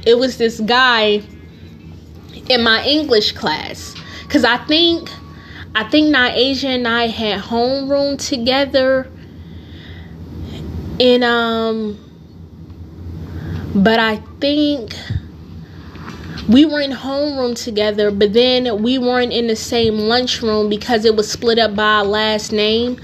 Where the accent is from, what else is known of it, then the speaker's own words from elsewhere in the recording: Newark, New Jersey, United States; I grew up in Newark